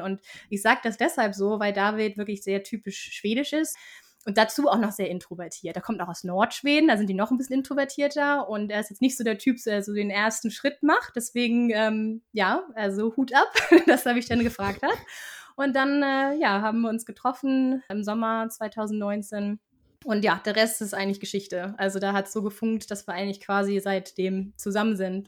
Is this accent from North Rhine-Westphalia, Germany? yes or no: no; Flensburg, Schleswig-Holstein, Germany; accent: Nordlicht (northern German); moved away as an adult; also born or lived in Ottawa, Canada / Berlin, Germany / Stockholm, Sweden; now in Sweden; Äh, ich komme nämlich aus Flensburg